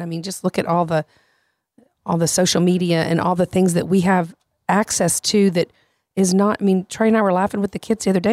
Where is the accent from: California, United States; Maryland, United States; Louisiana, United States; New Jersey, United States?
Louisiana, United States; I'm from Louisiana.